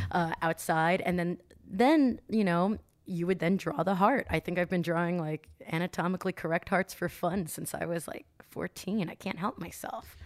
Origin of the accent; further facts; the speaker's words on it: New Jersey, United States; now in California, United States; I'm from New Jersey